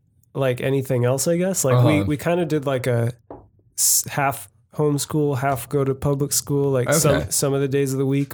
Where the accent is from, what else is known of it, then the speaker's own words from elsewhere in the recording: San Jose, California, United States; This is my hometown. Not too far from here is where my parents still live. And born in Good Sam, I think.